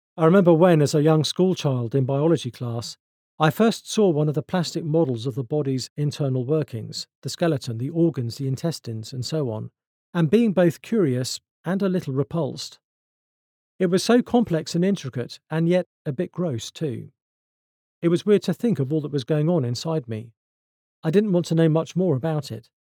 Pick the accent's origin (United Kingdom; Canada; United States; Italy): United Kingdom; I'm British